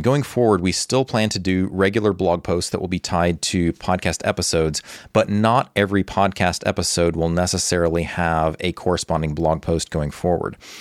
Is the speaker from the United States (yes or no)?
yes; Texas, United States; now in Ukraine; Although I was born in Texas, Ukraine has been my home for more than two decades